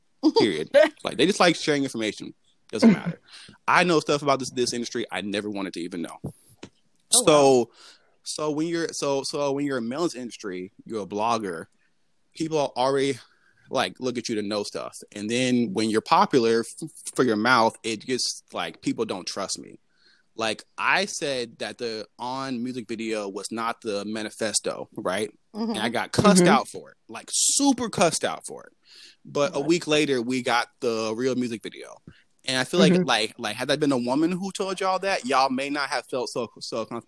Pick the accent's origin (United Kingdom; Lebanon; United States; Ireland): United States; Atlanta, Georgia; I grew up in Atlanta